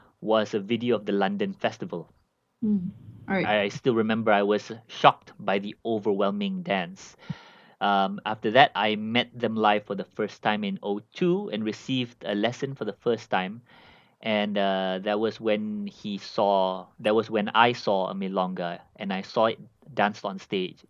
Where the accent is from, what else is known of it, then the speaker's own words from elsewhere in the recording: Malaysia; I'm from Malaysia